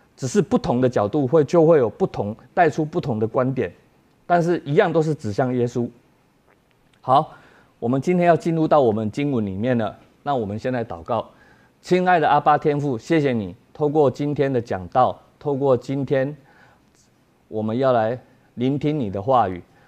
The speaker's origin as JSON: {"language": "Chinese", "country": "Taiwan"}